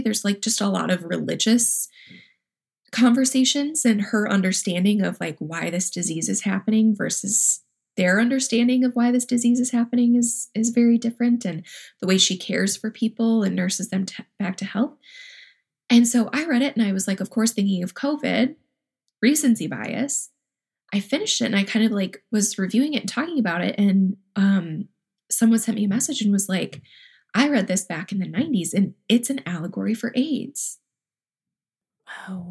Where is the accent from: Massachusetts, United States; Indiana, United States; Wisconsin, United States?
Wisconsin, United States; moved away; also born or lived in Minnesota; I grew up born and raised in Wisconsin, went to college in Minnesota. Very much feel a strong Midwestern identity